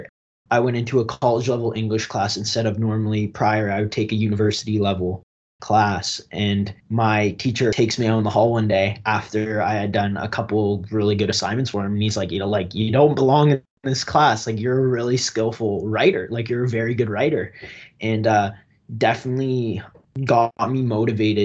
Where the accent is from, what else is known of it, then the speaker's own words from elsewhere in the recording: Strathroy, Ontario, Canada; Originally, I grew up in Strathroy, Ontario, a big blue-collar town just outside of London, southwestern Ontario.